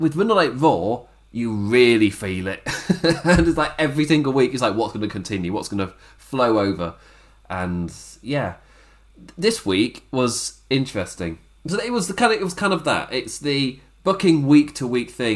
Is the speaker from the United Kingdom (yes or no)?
yes; United Kingdom; I'm British